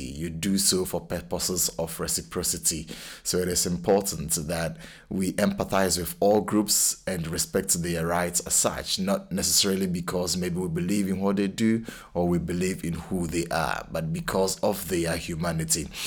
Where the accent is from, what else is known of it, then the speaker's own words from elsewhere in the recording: Ghana; now in Cambridge, United Kingdom; I'm a Ghanaian